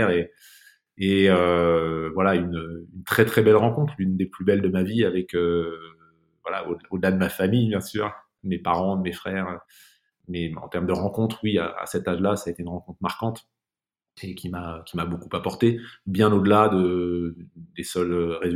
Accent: Saint-Affrique, Occitania, France; born there; je suis né dans un endroit qui est, compte tenu de mes origines africaines, assez drôle. Je suis né à Sainte-Afrique, avec deux F, dans l'Aveyron.

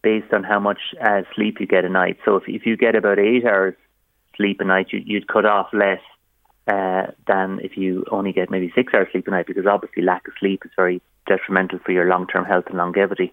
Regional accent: Waterford, Munster, Ireland; in a working class neighbourhood where I grew up in Waterford

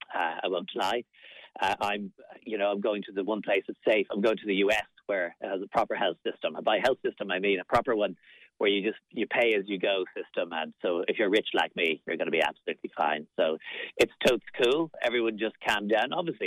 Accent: Munster, Ireland; I'll be down in my neighbouring county since I am in from West Clare.

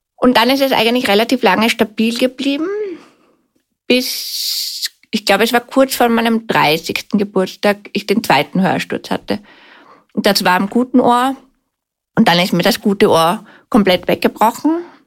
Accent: Vienna, Austria; Ich bin in Wien aufgewachsen, bin siebenunddreißig Jahre alt

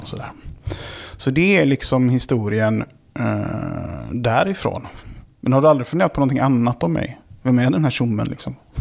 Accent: Gothenburg, Västra Götaland, Sweden; accent: göteborgska; moved away as an adult; also born or lived in Karlshamn, Blekinge; now in Stockholm, Sweden; alla mina formativa år har varit i Göteborg

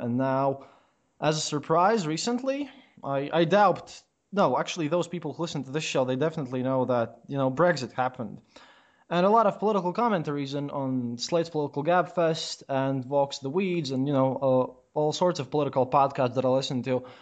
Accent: Latvia; I, I come from Latvia

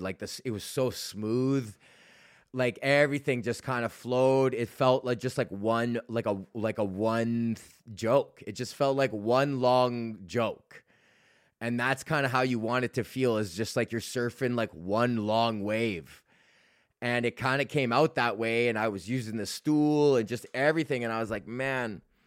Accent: Edmonton, Alberta, Canada

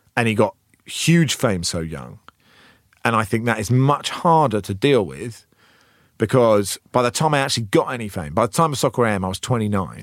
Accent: Cambridge, East of England, United Kingdom; also born or lived in Oxford; I grew up in Cambridge

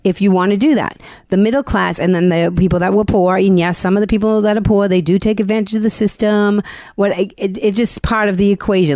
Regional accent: Boston, Massachusetts, United States; I'm from Boston.

